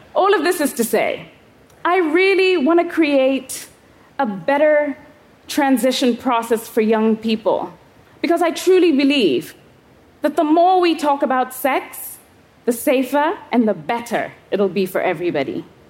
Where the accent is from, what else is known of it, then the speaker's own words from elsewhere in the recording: Kenya; I was 11 years old, growing up in Kenya.